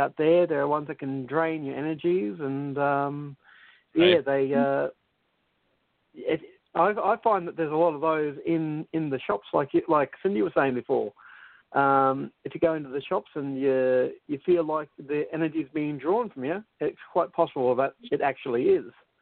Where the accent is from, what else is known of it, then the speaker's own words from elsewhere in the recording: Australia; I'm Aussie, not English.